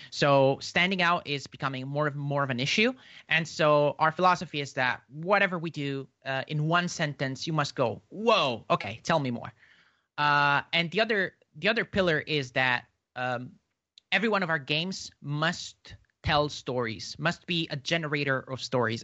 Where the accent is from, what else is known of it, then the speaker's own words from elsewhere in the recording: Italy; now my country's in, is in lockdown. I'm from Italy.